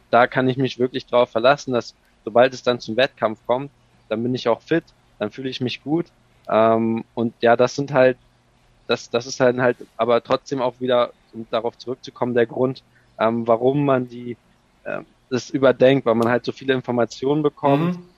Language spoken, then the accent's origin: German; Ratzeburg, Schleswig-Holstein, Germany; also born or lived in United States; in Ratzeburg geboren, ähm, und auch hier aufgewachsen